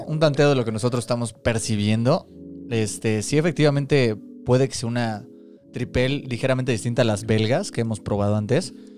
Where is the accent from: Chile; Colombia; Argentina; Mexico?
Mexico; Mexico City; Somos tres amigos chilangos